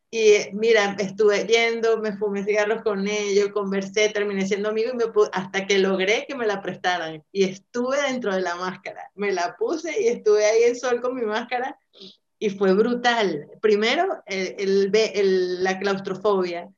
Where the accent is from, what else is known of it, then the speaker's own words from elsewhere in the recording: Venezuela; moved away as an adult; now in Madrid, Spain; los venezolanos hemos sido muy bien recibidos acá